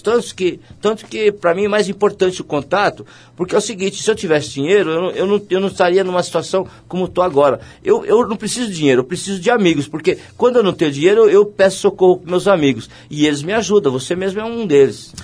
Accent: São Paulo, Brazil; eu morava na Vila Maria

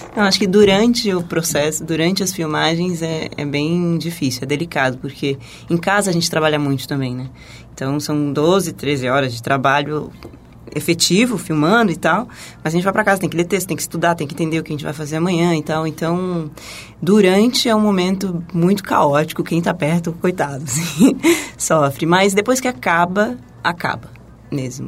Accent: Taboão da Serra, São Paulo, Brazil; sou da periferia de Taboão da Serra. E ah, eu cresci de forma bastante humilde

